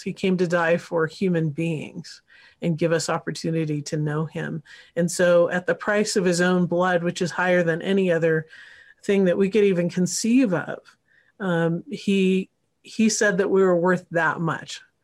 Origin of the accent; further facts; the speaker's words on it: Northern California, United States; moved away; I grew up partly in California, so Northern Cal, and went to U C Santa Barbara